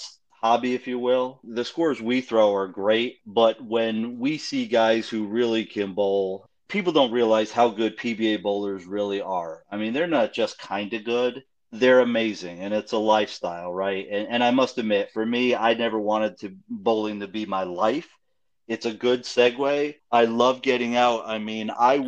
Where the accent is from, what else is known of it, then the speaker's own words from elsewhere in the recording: Connecticut, United States; I grew up in Connecticut